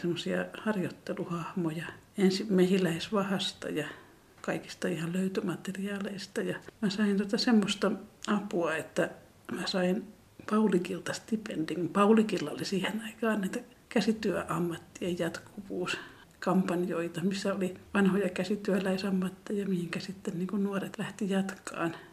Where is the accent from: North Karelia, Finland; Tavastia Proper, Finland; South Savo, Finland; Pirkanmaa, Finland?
Pirkanmaa, Finland; Tampere; mitä mä muistan 70-luvun Tampereelta